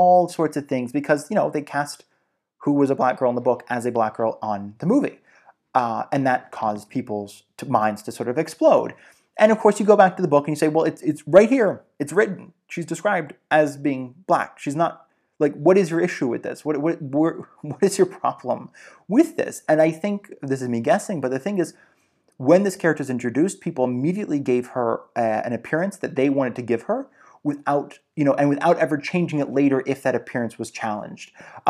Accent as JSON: {"language": "English", "region": "Georgia", "country": "United States", "tie": "born or raised there", "said": "Like, I almost always saw fishermen, growing up in Georgia."}